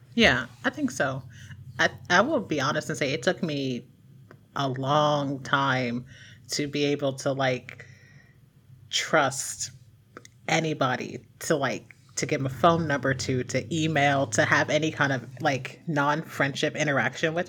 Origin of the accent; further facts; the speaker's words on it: Mahoning River area, Ohio, United States; moved away as an adult; in my hometown, um, there is a bridge that's, like, this intersection of three roads.